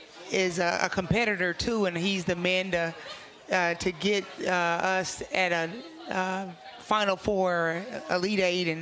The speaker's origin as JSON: {"language": "English", "town": "Kansas City", "country": "United States", "tie": "born or raised there", "said": "growing up in Kansas City"}